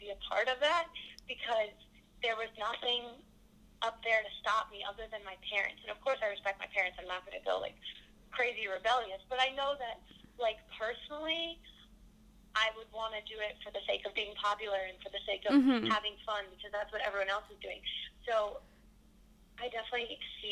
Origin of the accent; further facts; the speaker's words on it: New Jersey, United States; moved away; lived in New Jersey